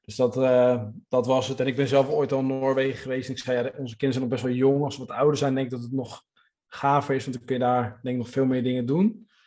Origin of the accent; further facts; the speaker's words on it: Netherlands; wij als Nederlanders